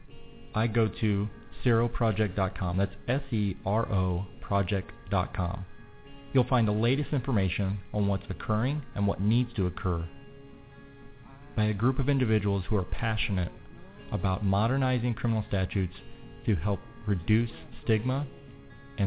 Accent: Missouri, United States; my home state of Missouri

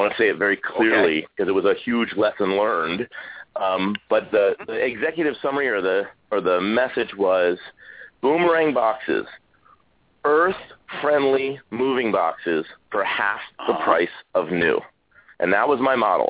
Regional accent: East Coast, United States; I grew up on the East Coast

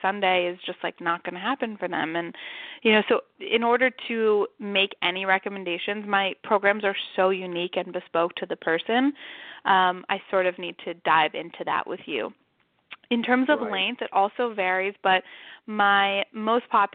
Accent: New York City, New York, United States; also born or lived in San Francisco; now in New York City, United States; I'm from Manhattan

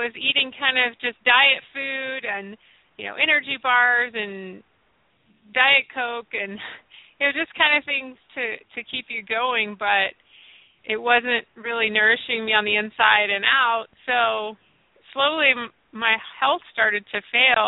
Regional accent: Nashville, Tennessee, United States; So I grew up in the South. I'm from Nashville originally

